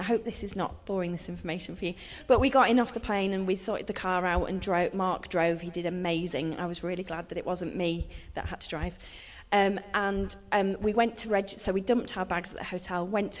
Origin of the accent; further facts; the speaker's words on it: United Kingdom; the UK